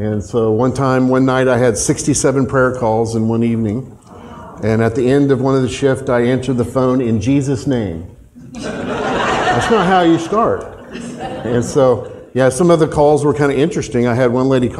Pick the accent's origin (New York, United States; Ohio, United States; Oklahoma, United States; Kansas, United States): Oklahoma, United States; Tulsa; moved away; I grew up in Tulsa, Oklahoma. I'm an Oklahoman